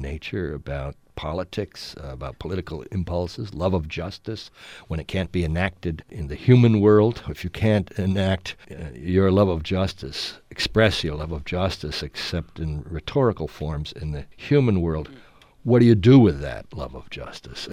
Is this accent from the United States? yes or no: yes; United States; as an American writer, as a white writer